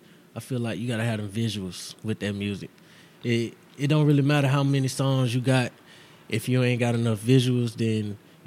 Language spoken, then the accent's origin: English; Texas, United States; born there; You know, I was born in Texas, so I love all that Texas shit.